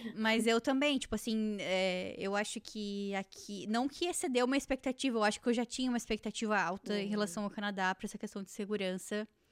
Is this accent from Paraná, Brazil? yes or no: no; Joinville, Santa Catarina, Brazil; moved away; also born or lived in Jaraguá do Sul; eu vim do Joinville e morando lá em Jaraguá